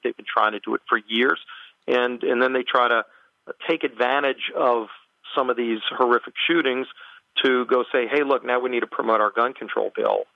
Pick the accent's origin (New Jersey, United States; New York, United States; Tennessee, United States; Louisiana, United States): Louisiana, United States; my home state in Louisiana